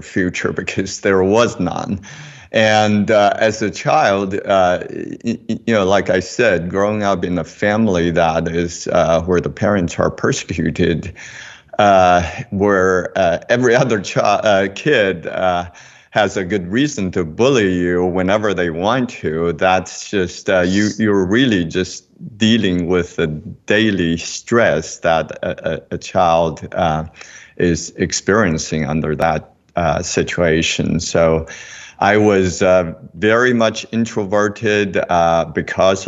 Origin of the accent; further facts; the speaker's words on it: Beijing, China; now in Charleston, United States; I was born in Beijing in the family of two engineers